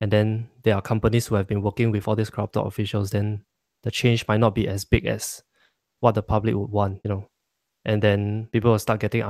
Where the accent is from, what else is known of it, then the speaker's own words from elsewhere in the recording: Singapore; sometimes the Singaporean Chinese a bit gray area, no? Because we pray to the Buddha and we also pray to Taoism.